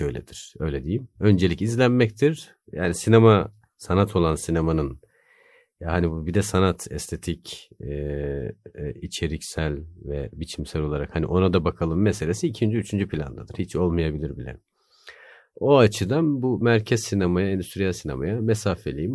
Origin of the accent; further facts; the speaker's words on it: Bursa, Turkey; moved away as an adult; also born or lived in Erzurum; now in Istanbul, Turkey; Erzurumluyum. Bursa'da büyüdüm.